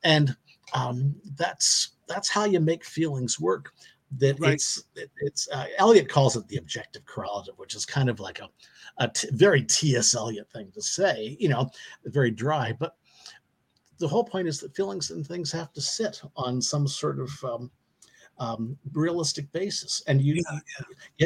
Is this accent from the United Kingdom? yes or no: no; Canada; I come from Canada